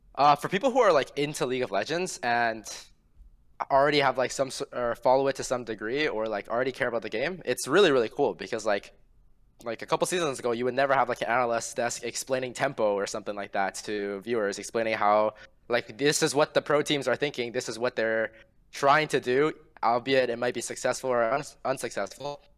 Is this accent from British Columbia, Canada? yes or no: no; Ontario, Canada